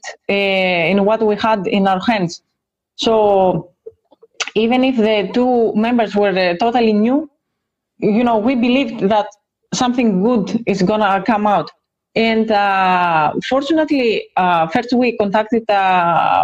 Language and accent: English; Greece; we are both from the same country. We are both from Greece